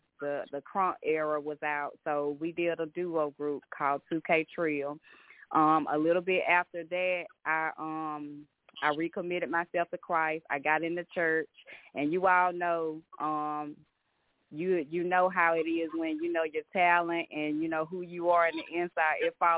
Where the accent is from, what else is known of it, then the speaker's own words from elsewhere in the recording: Georgia, United States; Well, I'm from Georgia. Yes, I'm from Georgia. Been here all my life